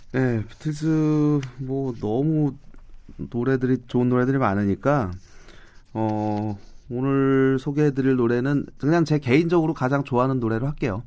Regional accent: South Korea

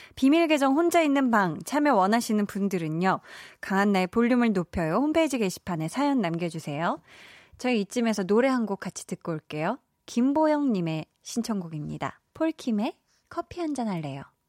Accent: Seoul, South Korea; 서울이었긴 한데 막 주변에 다 비닐하우스 있고 거름 냄새 풍부한 그런 데서 제가 개울 이런 데 있고 이런 데서 자라서

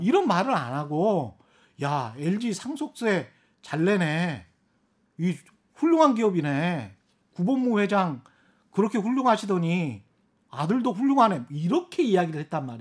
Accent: Yeosu, South Jeolla, South Korea; 제 고향인 요수에도 땅이 있고요

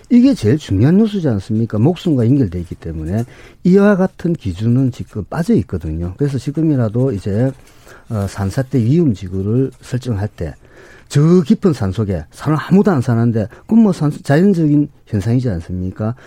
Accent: Gangwon, South Korea; 우리 강원도에 제가 강원도에서 왔는데

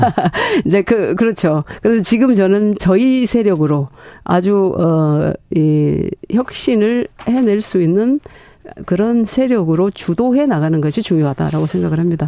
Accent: Honam, South Korea; moved away; 실제로 호남 출신은 접니다

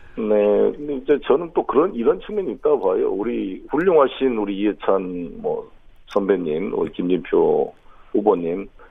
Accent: Honam, South Korea; moved away; also born or lived in Incheon; 호남 출신으로

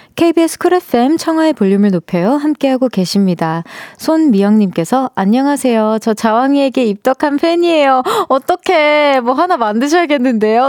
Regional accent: Yongin, Gyeonggi Province, South Korea; also born or lived in Seoul; 전 태어난 건 사실 서울인데 네, 네. 용인에서 좀 오래 살았어요

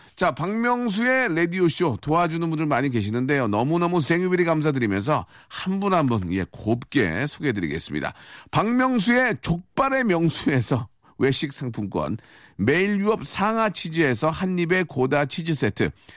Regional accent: South Korea; 대한민국 사람으로서 자랑스럽죠

